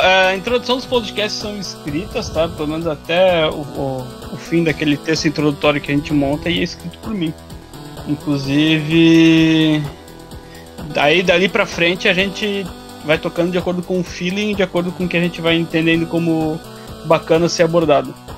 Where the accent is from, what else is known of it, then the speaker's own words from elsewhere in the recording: Joinville, Santa Catarina, Brazil; also born or lived in Balneário Camboriú; eu sou de Joinville, Santa Catarina. Meio Joinville, meio Balneário Camboriú